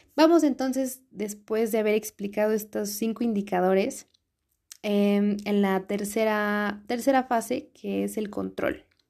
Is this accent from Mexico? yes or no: yes; Mexico; uno como mexicano